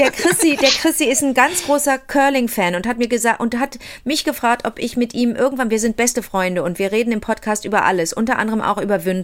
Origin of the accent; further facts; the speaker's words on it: Montreal, Quebec, Canada; born there; Ich bin in Montreal geboren, da, da, da war alles ständig zugefroren.